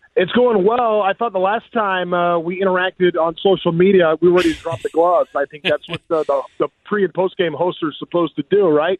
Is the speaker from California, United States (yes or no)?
yes; Orange County, California, United States; I grew up in Orange County